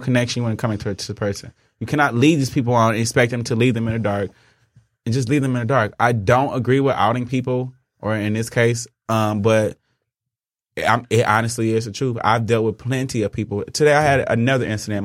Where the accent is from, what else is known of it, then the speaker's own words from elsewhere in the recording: Inkster, Michigan, United States; we're from Inkster